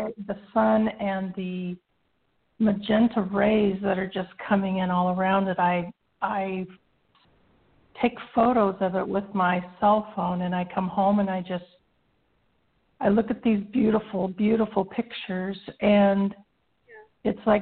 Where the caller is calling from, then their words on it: Arizona, United States; … in Arizona.